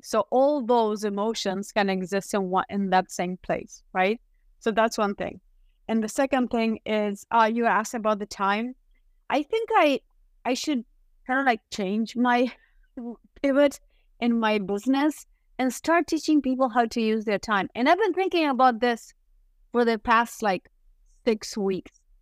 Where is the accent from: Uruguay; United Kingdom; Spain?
Uruguay; moved away as an adult; now in United States; I am from Uruguay.